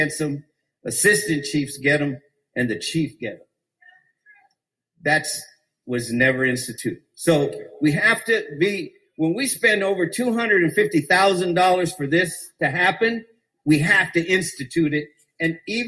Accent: Phoenix, Arizona, United States; I was a kid growing up in Wedgwood helping the police.

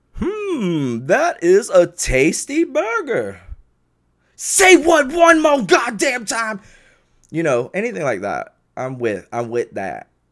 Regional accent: the South, United States; growing up in the South

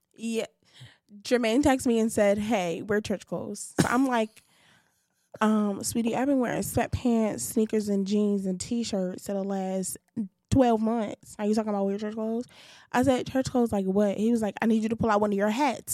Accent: New York City, New York, United States; I'm from Bed Stuy

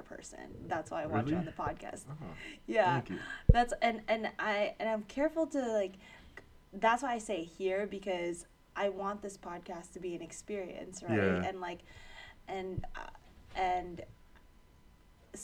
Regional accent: New York City, New York, United States; I grew up in Ozone Park in Queens

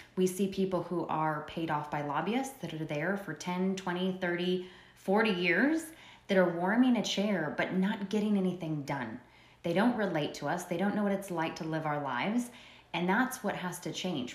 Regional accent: Prescott Valley, Arizona, United States; moved away as an adult; now in Bullhead City, United States; I was originally born and raised in Prescott Valley, and if the listeners are familiar with it, it's in Yavapai County

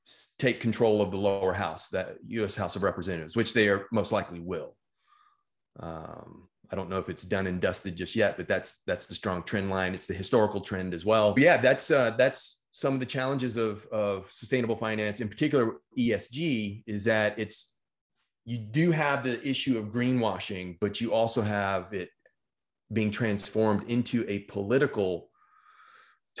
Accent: Texas, United States; The state of Texas, my home state

